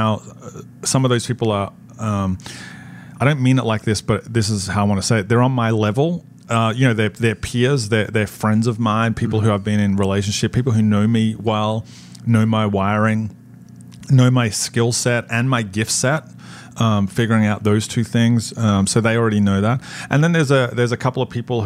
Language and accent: English; Australia; moved away as an adult; now in New Jersey, United States; when we moved from Australia to New Jersey, our kids were 4, 5, and 7.